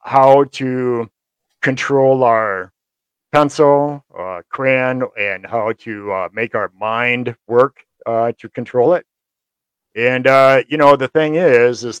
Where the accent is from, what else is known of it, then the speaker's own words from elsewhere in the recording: Kalamazoo, Michigan, United States; also born or lived in Hamilton, Michigan; I grew up in Kalamazoo mostly